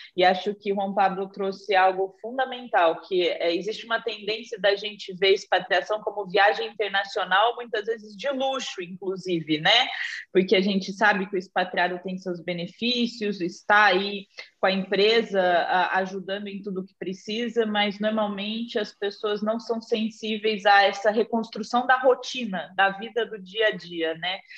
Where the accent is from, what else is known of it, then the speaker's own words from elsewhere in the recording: Batatais, São Paulo, Brazil; accent: caipira; moved away; also born or lived in Ribeirão Preto; eu sou de Batatais, que é uma cidade bem pequenininha ao lado de Ribeirão Preto